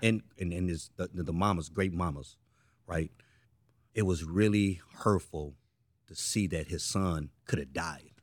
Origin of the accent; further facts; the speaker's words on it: San Francisco, California, United States; I'm from Frisco.